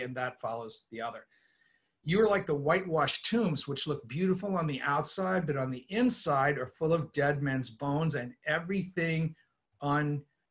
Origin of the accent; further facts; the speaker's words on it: East Coast, United States; I was raised on the East Coast in a liturgical suburban environment